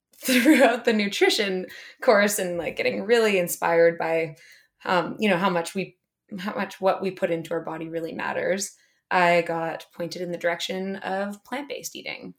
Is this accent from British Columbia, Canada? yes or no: yes; Whistler, British Columbia, Canada; I grew up in Whistler